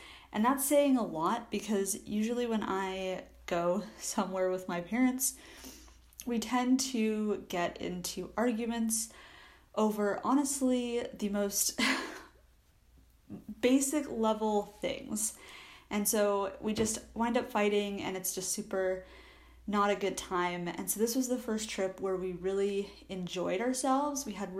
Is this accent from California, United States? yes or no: yes; California, United States; I'm from California